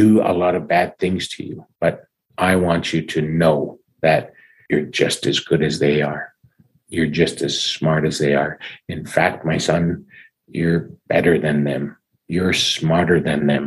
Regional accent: Saskatchewan, Canada; first language English; also born or lived in Little Black Bear First Nation / Regina / Winnipeg; growing up in Saskatchewan and spending a couple years living in Winnipeg and playing junior hockey in Manitoba

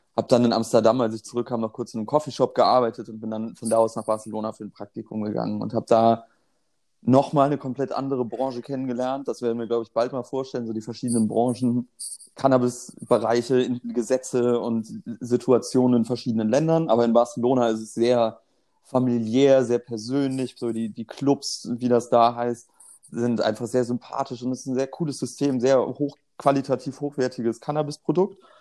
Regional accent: Germany; ich bin in der Nähe der holländischen Grenze aufgewachsen

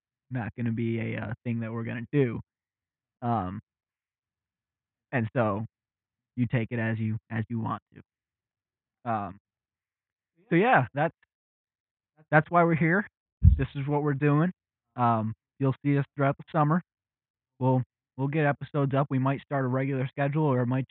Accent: around Detroit, Southeast Michigan, United States; We are from Southeast Michigan, right around Detroit

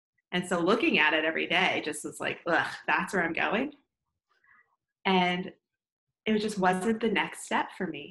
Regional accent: Northeast, United States; moved away as an adult; now in Austin, United States; I'm originally from the Northeast. I'm like a Northeastern at heart.

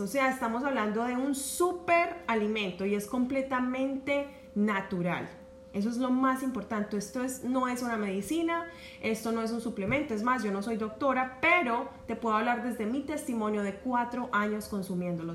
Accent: Medellín, Antioquia, Colombia; accent: Paisa; moved away as an adult; now in United States; yo soy de Medellín, Paisa, y en nuestra ciudad, en Colombia, eh, pues somos casi que la gran mayoría criados a desayunar con arepa y chocolate. Entonces eso estaba muy, muy, muy conectado con mi infancia

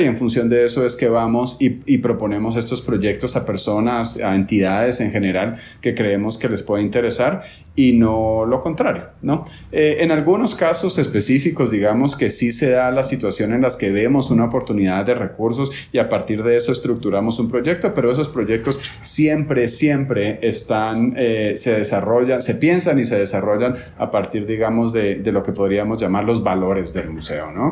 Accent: Guatemala; now in Medellín, Colombia; soy guatemalteco

